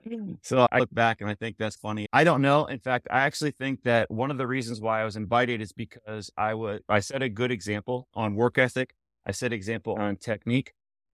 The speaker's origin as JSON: {"language": "English", "region": "Florida", "country": "United States", "tie": "born or raised there", "said": "I grew up in South Florida. I was on a club called Plantation Swim Team."}